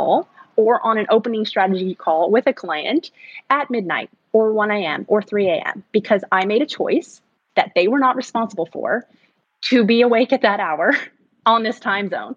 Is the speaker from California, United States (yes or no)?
no; Arkansas, United States; also born or lived in San Antonio, Texas; the way I grew up was I was born in Texas in a very large city. I was born in San Antonio, but then my dad built a business and retired and moved us to a very small town, basically a farm in Arkansas. And so from those social developmental years of being a teen, I lived in the woods